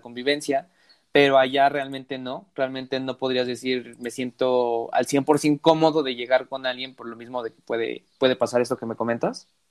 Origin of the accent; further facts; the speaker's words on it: Mexico; Yo soy de México